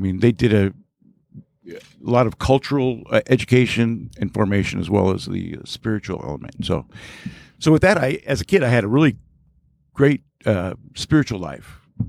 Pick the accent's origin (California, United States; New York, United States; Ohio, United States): California, United States; Lakewood; I was born and raised in Lakewood, California, which is a city right next to Long Beach, just a little north of Long Beach. And born and raised there, and, you know, it was nice little suburbia, and was a member of St. Maria Goretti Catholic Church